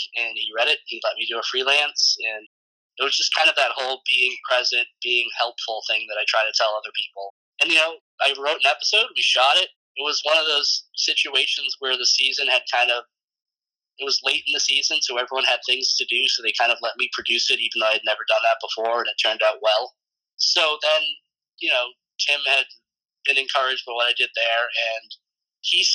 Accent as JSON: {"language": "English", "town": "Randolph", "region": "Massachusetts", "country": "United States", "tie": "born or raised there", "moved": "as an adult", "lives_now": "Pasadena, United States", "said": "I grew up in Randolph, Massachusetts"}